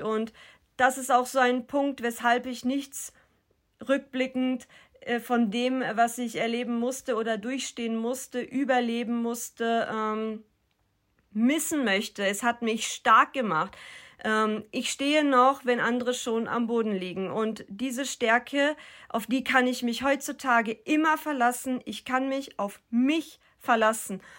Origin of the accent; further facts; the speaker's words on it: North Rhine-Westphalia, Germany; Aufgewachsen bin ich in Nordrhein-Westfalen